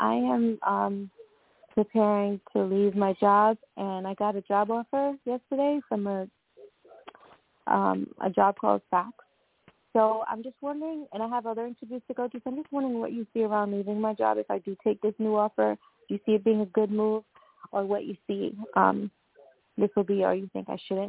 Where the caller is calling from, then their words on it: Long Island, New York, United States; I'm calling from Long Island, New York.